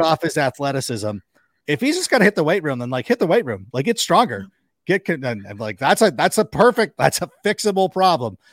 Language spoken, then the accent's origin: English; Park Ridge, Illinois, United States; I was born in Park Ridge